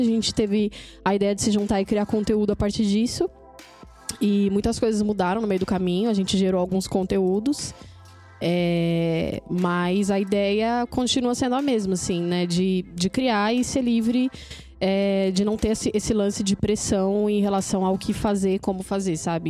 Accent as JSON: {"language": "Portuguese", "region": "São Paulo", "country": "Brazil", "said": "sou da Zona Sul também"}